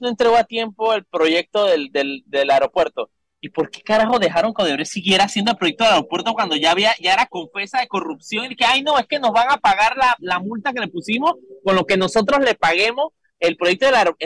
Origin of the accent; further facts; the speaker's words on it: Panama; como ciudadano panameño en este, en este país